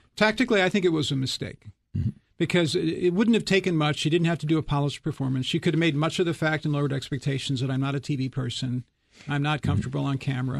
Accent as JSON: {"language": "English", "town": "Chicago", "region": "Illinois", "country": "United States", "moved": "yes", "said": "I'm from Chicago"}